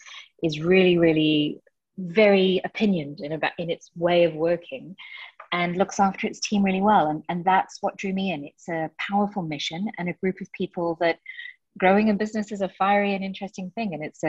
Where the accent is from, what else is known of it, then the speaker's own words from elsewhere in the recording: South Africa; now in United Kingdom; But I grew up in South Africa, so it's always been a place that's very, very dear to my heart.